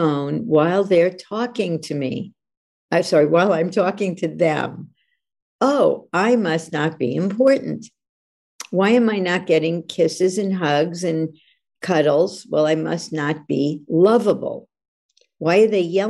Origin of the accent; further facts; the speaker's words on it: New York, United States; now in California, United States; I'm from New York, even though I live in California